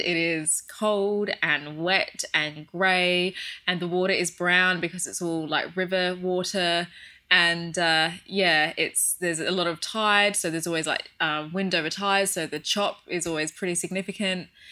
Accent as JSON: {"language": "English", "country": "Australia", "also_born_or_lived": "London, United Kingdom", "moved": "as an adult", "said": "I'm from Australia"}